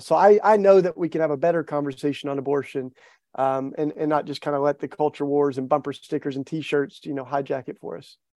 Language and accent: English; East Tennessee, United States; I grew up in the Bible Belt in East Tennessee